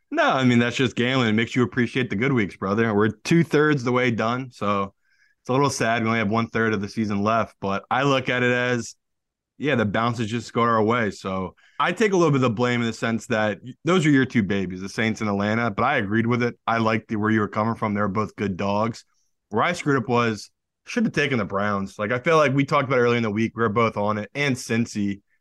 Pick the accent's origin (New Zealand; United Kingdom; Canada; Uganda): United Kingdom; now in United States; As a Brit